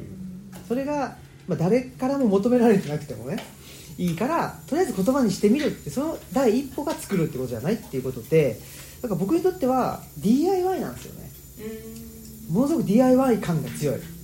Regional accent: Urawa, Saitama, Japan; moved away as an adult; also born or lived in Kansai; now in Higashiyoshino, Japan; 埼玉県浦和市というところで生まれ育ちまして

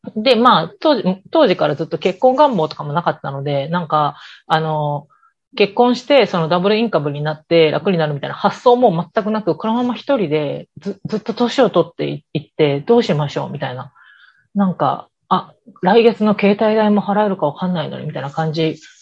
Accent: Osaka, Japan; 私、大阪市生まれ、大阪市育ちでずっと大阪市に住んでるから

